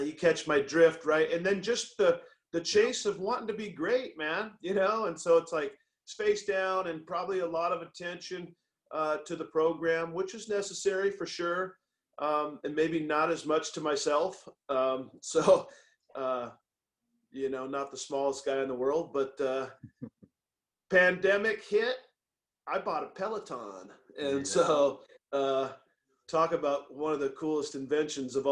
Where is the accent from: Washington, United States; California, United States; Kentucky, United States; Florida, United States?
Washington, United States; Tacoma; moved away; I was from Tacoma. I went to a junior college outside of the city